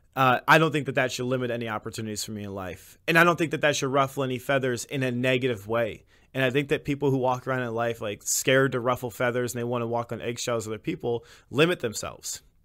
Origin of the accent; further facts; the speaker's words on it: Illinois, United States; I was raised throughout Illinois.